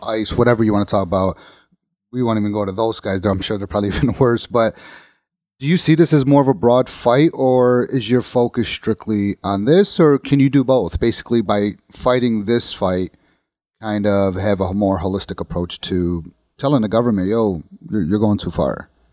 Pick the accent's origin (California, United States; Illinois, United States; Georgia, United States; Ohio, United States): Illinois, United States; Bridgeview; I grew up in the South Side. I grew up in Bridgeview, or um, well, around Bridgeview area